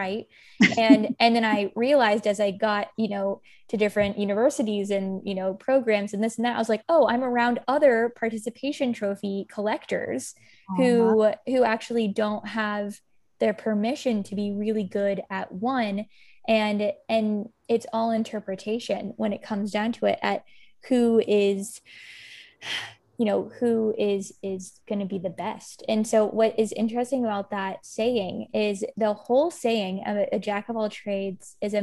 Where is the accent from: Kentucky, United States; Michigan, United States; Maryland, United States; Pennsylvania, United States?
Kentucky, United States; moved away as an adult; also born or lived in San Francisco; I'm from Kentucky